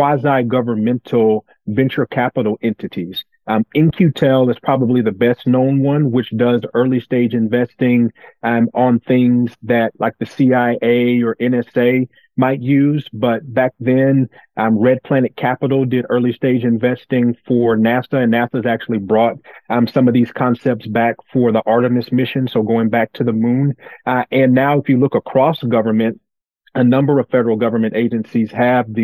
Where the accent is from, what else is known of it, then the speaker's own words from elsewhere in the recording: Brewton, Alabama, United States; moved away as an adult; also born or lived in Washington, D.C.; I grew up in a small town in South Alabama called Bruton. My grandmother primarily raised me there